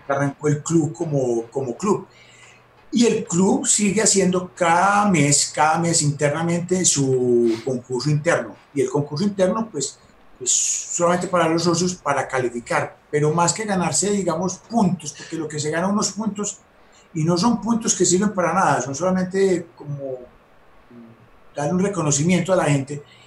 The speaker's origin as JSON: {"language": "Spanish", "town": "Medellín", "region": "Antioquia", "country": "Colombia", "said": "aquí en Medellín había clubes en la fábrica"}